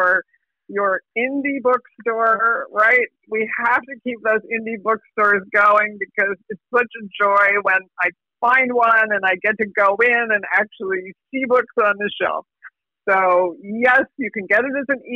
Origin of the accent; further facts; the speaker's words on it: New Jersey, United States; I'm from New Jersey